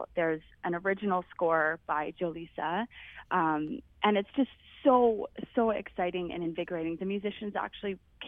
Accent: Canada; I grew up in Canada

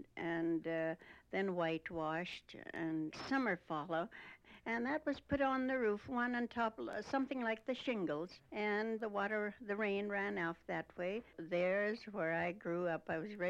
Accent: Blaine Lake, Saskatchewan, Canada; born or raised there; first language Russian; English is a second language

